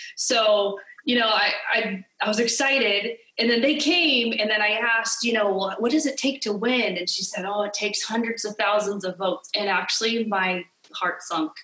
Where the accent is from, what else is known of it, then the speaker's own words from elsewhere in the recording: California, United States; moved away as an adult; now in Hawaii, United States; I'm from California, uh, born and raised in California.